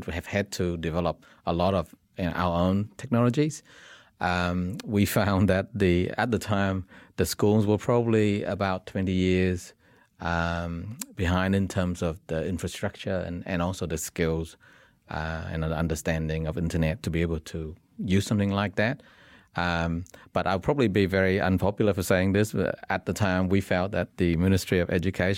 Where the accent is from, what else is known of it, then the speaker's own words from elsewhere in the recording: Vietnam; So we were a mixed kind of bunch as well. I'm originally from Vietnam, Robert's from South Korea, Stefan's from Germany, and Peter and Andrew were New Zealand-born Kiwis.